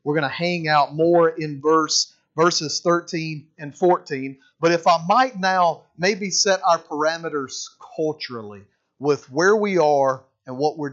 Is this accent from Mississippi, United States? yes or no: yes; Mississippi, United States; now in Alabama, United States; I'm a Mississippi boy originally. Born and raised in Mississippi